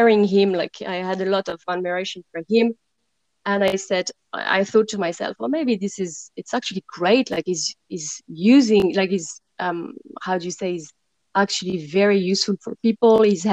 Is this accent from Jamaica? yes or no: no; suburb of Paris, Île-de-France, France; moved away; I come from France and I grew up beside Paris, in the suburb of Paris, actually.